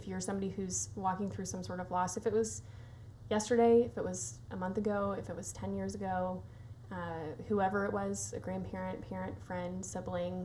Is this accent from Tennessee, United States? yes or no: yes; Nashville, Tennessee, United States; I also born and raised in Nashville